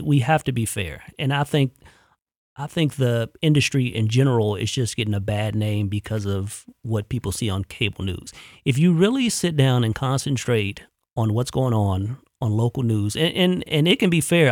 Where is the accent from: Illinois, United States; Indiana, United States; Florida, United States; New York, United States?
Illinois, United States; Chicago; moved away as an adult; also born or lived in Jackson, Mississippi; now in Columbus, United States; I'm from Chicago